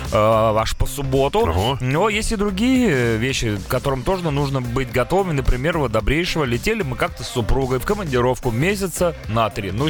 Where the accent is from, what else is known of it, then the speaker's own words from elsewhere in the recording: Moscow, Russia; Как-то два года назад мы с женой поехали в совместное путешествие в город Санкт-Петербург. Классика. Как любые москвичи.